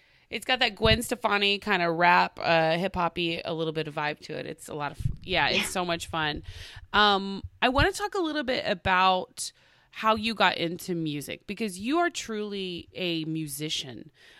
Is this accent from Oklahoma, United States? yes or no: yes; Tulsa, Oklahoma, United States; I'm from Tulsa, Oklahoma.